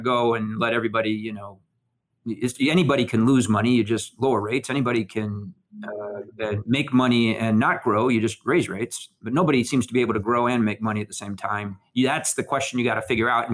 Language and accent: English; Michigan, United States; moved away; also born or lived in California; I was born in California, but I grew up in Michigan